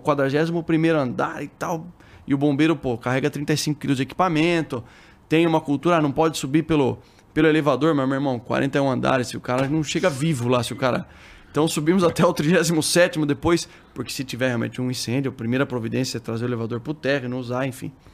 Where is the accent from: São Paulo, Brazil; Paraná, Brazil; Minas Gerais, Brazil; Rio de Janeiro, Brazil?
São Paulo, Brazil; Sorocaba; also born or lived in Osasco; Sou lá do interior de, de São Paulo, de Sorocaba